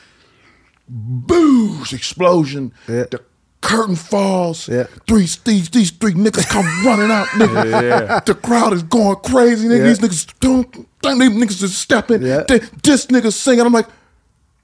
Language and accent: English; Maryland, United States; we're from Maryland